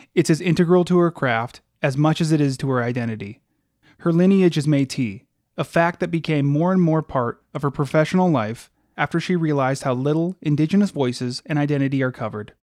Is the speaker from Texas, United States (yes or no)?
no; Alaska, United States; growing up in Alaska